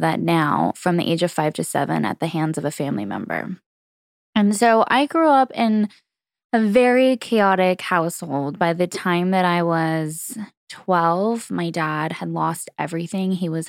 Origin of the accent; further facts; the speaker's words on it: California, United States; So for me, I grew up in Southern California, and it was really an interesting time in the 90s.